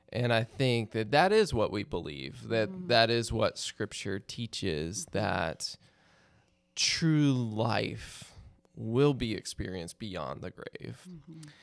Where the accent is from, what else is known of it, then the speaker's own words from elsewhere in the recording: Maryland, United States; I grew up in Maryland, so Hershey Park was like our nearest amusement park.